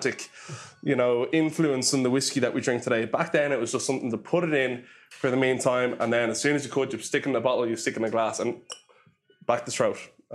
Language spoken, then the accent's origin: English; Ireland; as soon as Irish people get drunk, we all become great singers